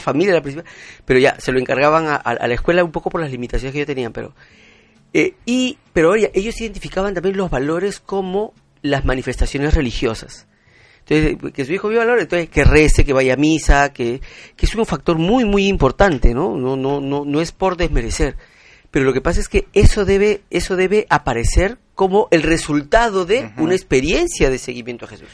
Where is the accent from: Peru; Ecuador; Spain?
Peru; como ciudadano, como, como peruano